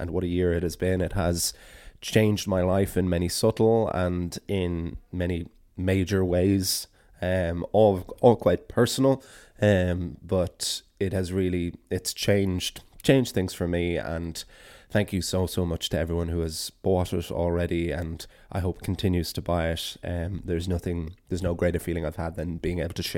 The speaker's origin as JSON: {"language": "English", "country": "Ireland", "said": "as an Irish person and Irish storyteller"}